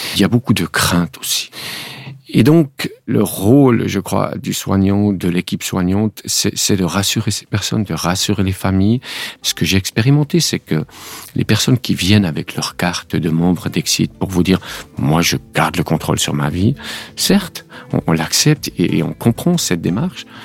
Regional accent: Switzerland; en Suisse, il y a eu une votation, comme nous disons chez nous

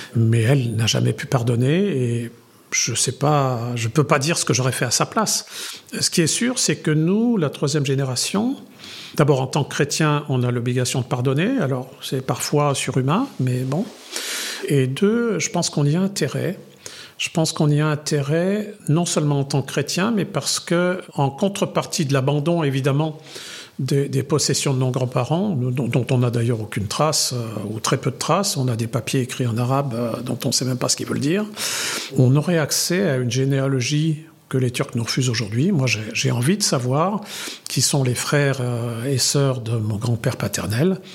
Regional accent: France; Je suis, je suis arménien culturellement jusqu'au fond de mes tripes. Je suis français parce que c'est mon pays

